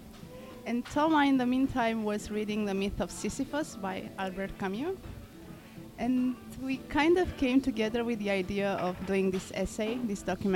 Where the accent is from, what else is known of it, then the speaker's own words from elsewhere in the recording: Romania; moved away as an adult; now in New York, United States; I'm a filmmaker from Romania, but I live in New York for the past 5 years